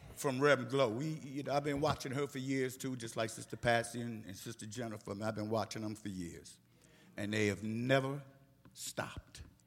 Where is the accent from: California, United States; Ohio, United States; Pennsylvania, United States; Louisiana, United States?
Pennsylvania, United States; Philadelphia; moved away; my hometown of Philadelphia, Pennsylvania